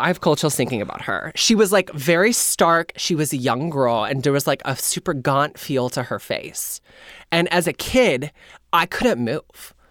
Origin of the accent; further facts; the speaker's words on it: Indiana, United States; moved away; also born or lived in Kentucky; I grew up in Indiana